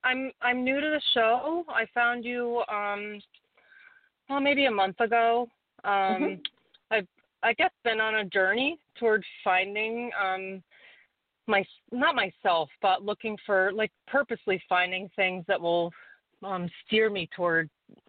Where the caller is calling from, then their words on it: Warwick, New York, United States; Hi, this is … from Warwick, New York.